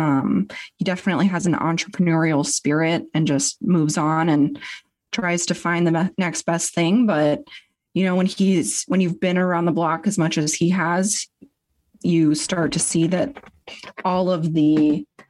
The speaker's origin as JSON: {"language": "English", "town": "Spokane", "region": "Washington", "country": "United States"}